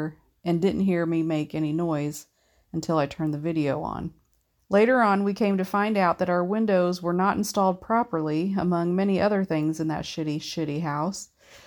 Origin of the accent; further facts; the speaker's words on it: Canada; I'm Canadian and uber polite, so I just nodded